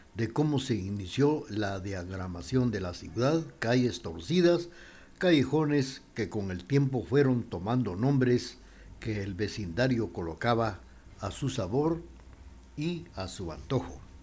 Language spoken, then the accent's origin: Spanish; Quetzaltenango, Guatemala; los de Chela